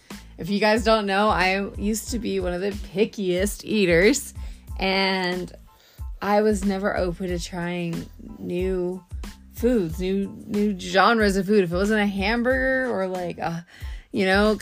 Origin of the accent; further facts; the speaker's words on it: Texas, United States; we're from Texas